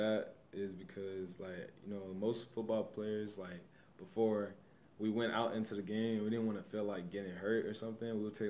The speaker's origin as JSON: {"language": "English", "region": "California", "country": "United States", "moved": "yes", "said": "I'm from California"}